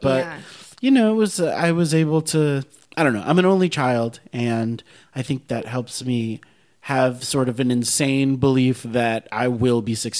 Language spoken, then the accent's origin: English; Miami, Florida, United States; moved away as an adult; also born or lived in New York; now in Los Angeles, United States; I was so young. I was from Miami